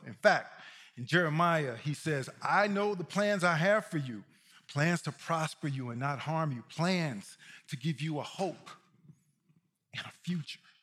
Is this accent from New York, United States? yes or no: no; Mississippi, United States; I'm from Mississippi